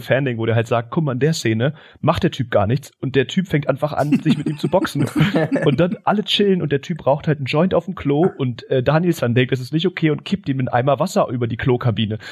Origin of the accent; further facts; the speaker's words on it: Berlin, Germany; bei uns in Stegitz